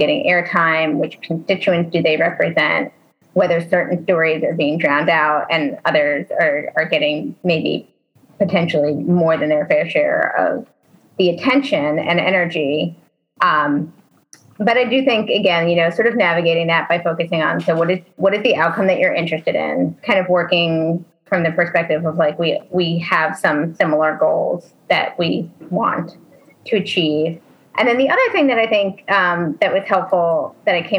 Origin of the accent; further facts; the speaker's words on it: New Jersey, United States; now in Maryland, United States; I grew up in New Jersey